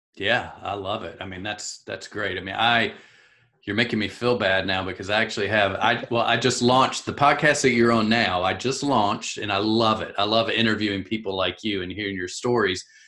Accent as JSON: {"language": "English", "region": "South Carolina", "country": "United States", "said": "I'm from South Carolina"}